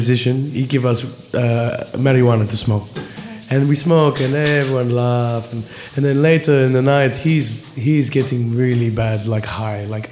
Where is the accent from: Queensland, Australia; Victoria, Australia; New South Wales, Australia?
Victoria, Australia; Cranbourne; I grew up on border of country and city in a place called Cranbourne